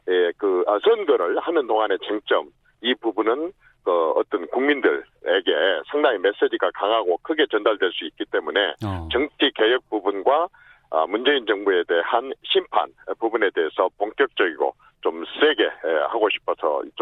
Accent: Jeolla, South Korea; 나도 호남 출신이지만

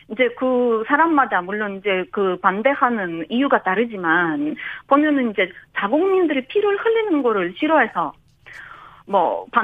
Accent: Ukraine; now in South Korea; 우리나라가 지금 러시아로부터 공격을 받고 있는 상황에서는

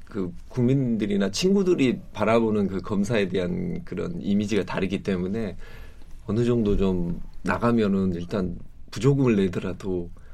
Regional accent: Suncheon, South Jeolla, South Korea; 제가 고향이 순천인데

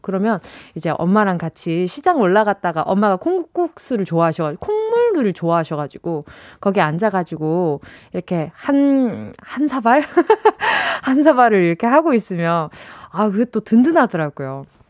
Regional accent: Busan, South Korea; moved away; 고향이 부산이다

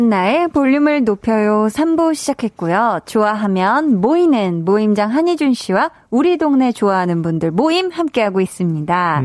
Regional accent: Seoul, South Korea; 저는 어렸을 때 이제 강동구에서 네. 나고 자랐는데요

